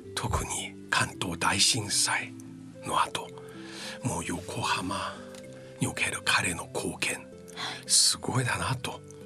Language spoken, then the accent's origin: Japanese; Shanghai, China; now in Japan; 私自身は上海出身で